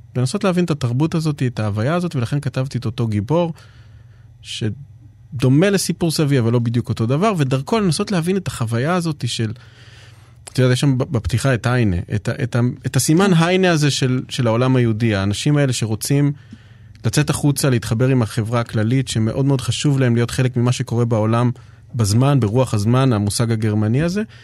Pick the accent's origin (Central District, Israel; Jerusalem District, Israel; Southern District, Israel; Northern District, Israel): Jerusalem District, Israel; Jerusalem; אני בא מירושלים